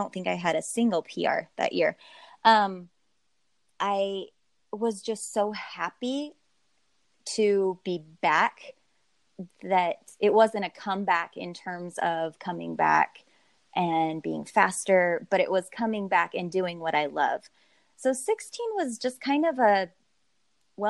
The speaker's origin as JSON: {"language": "English", "region": "Southern Utah", "country": "United States", "tie": "born or raised there", "moved": "yes", "lives_now": "Northern Utah, United States", "said": "I live in Northern Utah. But I should clarify, I grew up in Southern Utah, which is pretty close to Vegas"}